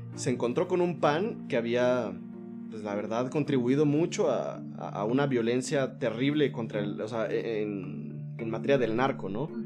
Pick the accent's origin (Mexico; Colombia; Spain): Mexico; nosotros somos, somos el pueblo mexicano.